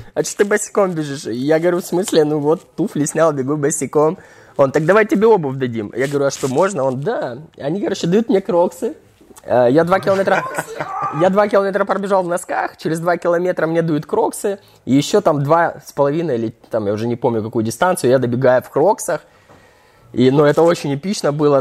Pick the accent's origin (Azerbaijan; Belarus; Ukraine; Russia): Ukraine; я вообще украинец